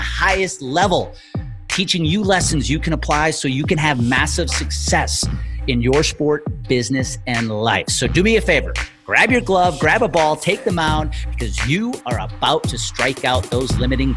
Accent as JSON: {"language": "English", "region": "Wisconsin", "country": "United States", "tie": "born or raised there", "said": "I grew up in Wisconsin"}